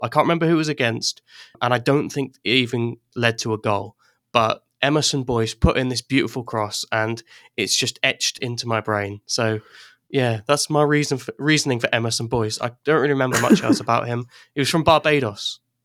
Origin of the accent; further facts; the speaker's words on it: Ireland; also born or lived in England; now in Wales, United Kingdom; I'm English, but I grew up in Ireland, and then I moved back to England for a while, and now I live in Wales